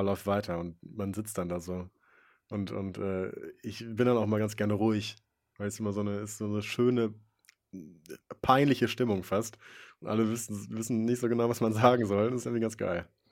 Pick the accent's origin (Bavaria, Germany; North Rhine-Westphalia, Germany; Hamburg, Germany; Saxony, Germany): North Rhine-Westphalia, Germany; Wipperfürth; Ich bin geboren in Wipperfürth